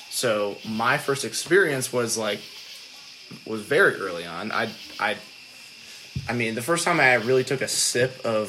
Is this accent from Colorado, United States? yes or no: no; Michigan, United States; So I'm from Michigan, and big boating scene.